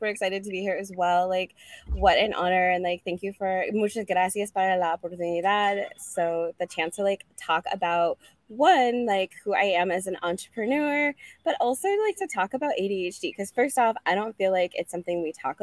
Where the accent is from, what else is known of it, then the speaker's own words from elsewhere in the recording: Boulder, Colorado, United States; I'm from Boulder, Colorado